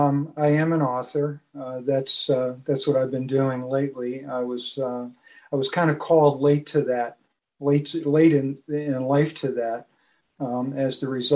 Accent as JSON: {"language": "English", "town": "New Haven", "region": "Connecticut", "country": "United States", "tie": "born or raised there", "said": "I grew up in, I was born in New York City, but we moved to Connecticut. My dad was transferred up to Connecticut for work. So my first 18 years I spent in New Haven"}